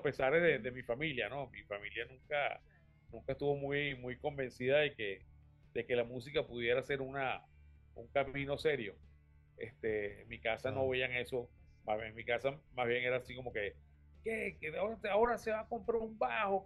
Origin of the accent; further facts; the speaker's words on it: Caracas, Capital District, Venezuela; Yo soy de Vista Alegre, del oeste de Caracas.